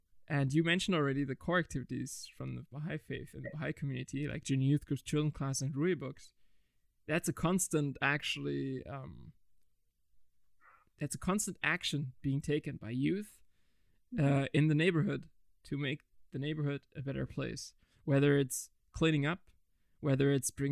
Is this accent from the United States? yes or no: no; Germany; I was born and raised in Germany. My skin didn't have to adapt in a way, because it's never really hot here.